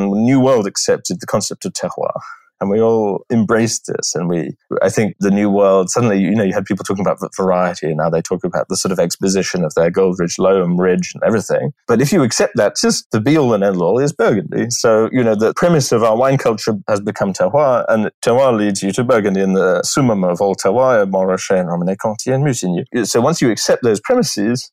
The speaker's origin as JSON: {"language": "English", "region": "England", "country": "United Kingdom", "moved": "yes", "said": "I'm an Englishman, and that's what my palate was formed with that. You can take me out of England, but you can't take England out of me"}